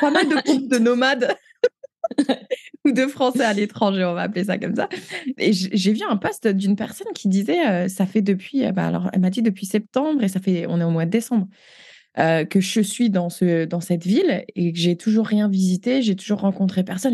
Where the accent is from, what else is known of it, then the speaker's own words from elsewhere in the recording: France; moved away as an adult; now in Canada; on est française.